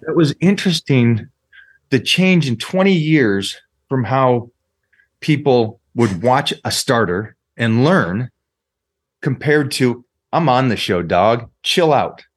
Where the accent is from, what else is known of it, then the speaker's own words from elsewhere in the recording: Seattle, Washington, United States; I grew up in Washington